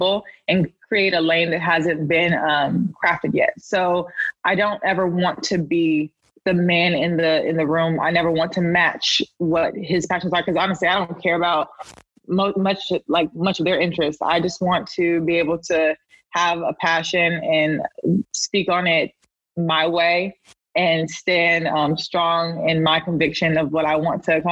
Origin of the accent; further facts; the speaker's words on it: Raleigh, North Carolina, United States; moved away as an adult; now in New York City, United States; I'm from Raleigh, North Carolina, born and raised, went to NC State and everything